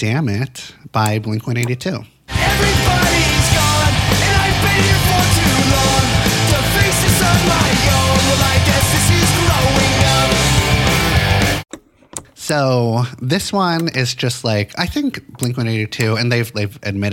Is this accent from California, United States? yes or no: yes; Santa Monica, California, United States; I grew up in Los Angeles, in Santa Monica